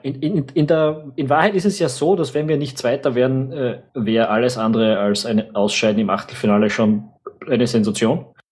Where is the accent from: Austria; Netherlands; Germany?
Austria; als Österreicher